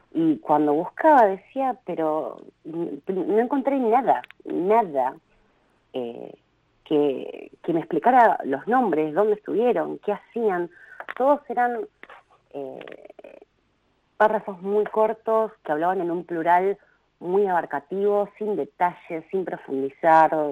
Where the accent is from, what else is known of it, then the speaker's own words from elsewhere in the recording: Río Gallegos, Santa Cruz, Argentina; yo nací en 1982 en Río Gallegos